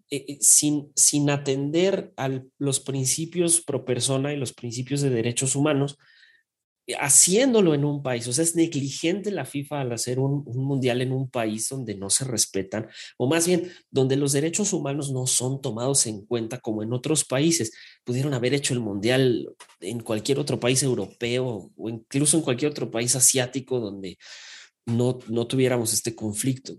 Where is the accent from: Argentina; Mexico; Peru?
Mexico; como mexicano